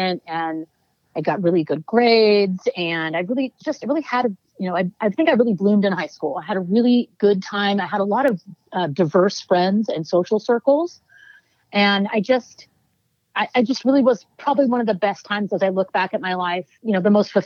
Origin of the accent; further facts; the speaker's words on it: Oakland, California, United States; I'm born and raised in Oakland, California